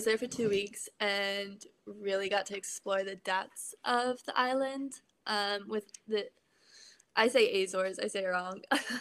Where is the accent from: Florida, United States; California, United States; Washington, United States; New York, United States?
Florida, United States; I am from Florida in the States.